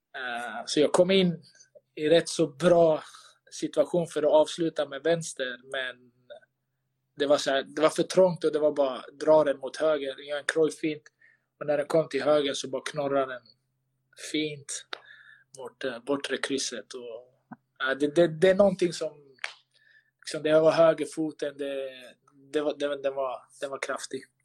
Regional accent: Sweden; moved away as an adult; also born or lived in Malmö, Sweden; now in Istanbul, Turkey; Sverige är alltid hemma

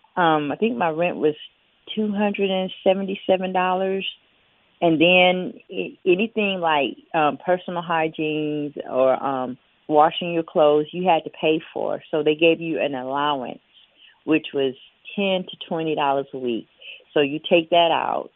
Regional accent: Biloxi, Mississippi, United States; I'm from Biloxi, Mississippi, which is about two and a half, three hours away.

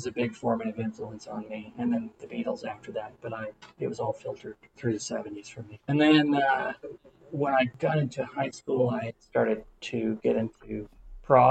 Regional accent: Atlanta, Georgia, United States; also born or lived in Massachusetts; I was born and raised here in Atlanta, which is rare.

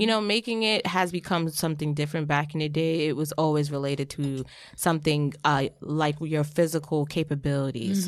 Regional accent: Jamaica; In Jamaica, we call things differently

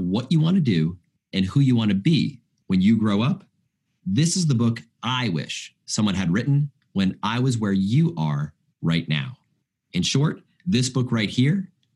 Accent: United States; as an American

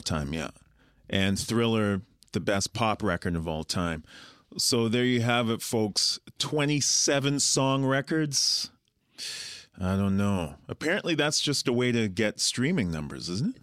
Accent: Winnipeg, Manitoba, Canada; moved away as an adult; also born or lived in Guyana; now in Toronto, Canada; we're from Winnipeg, A K A Winter Peg, A K A Peg City

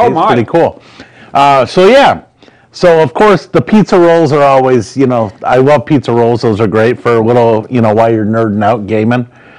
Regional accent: Rochester, New York, United States; now in Largo, United States; I'm from Rochester

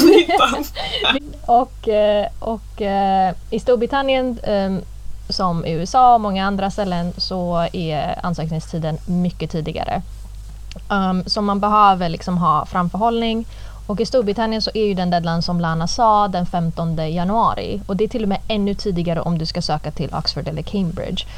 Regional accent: Gothenburg, Västra Götaland, Sweden; moved away as an adult; jag vill inte plugga i Göteborg. Jag vill inte vara kvar i min hemstad

